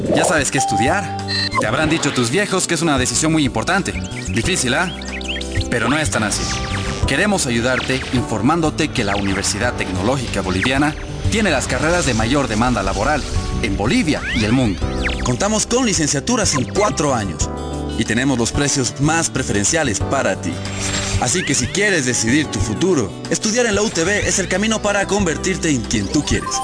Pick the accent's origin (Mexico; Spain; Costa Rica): Mexico; somos mexicanos, es nuestro lenguaje, así hablamos muchos